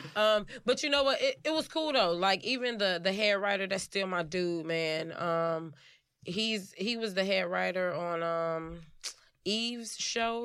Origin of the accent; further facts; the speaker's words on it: Chicago, Illinois, United States; born and raised in Chicago